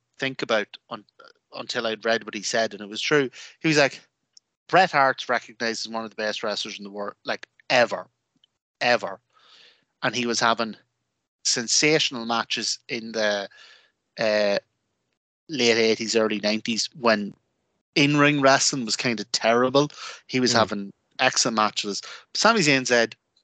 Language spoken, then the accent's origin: English; Ireland; an Irish wrestling fan